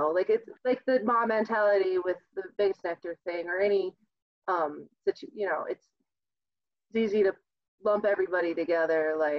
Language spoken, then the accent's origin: English; Midwest, United States; again, I'm from the Midwest, where that, you know, it is we are the other, or they are the other